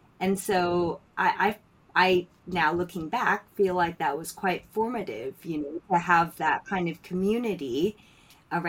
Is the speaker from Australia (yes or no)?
no; Philippines; now in London, United Kingdom; I grew up in the Philippines